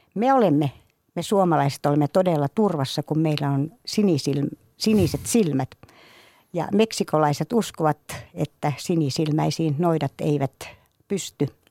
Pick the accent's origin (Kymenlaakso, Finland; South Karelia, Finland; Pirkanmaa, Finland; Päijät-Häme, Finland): South Karelia, Finland; Imatra; Kaikki alkoi kotikylässäni Imatralta